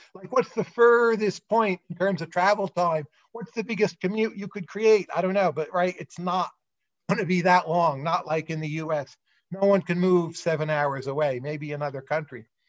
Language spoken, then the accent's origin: English; United States; I'm an American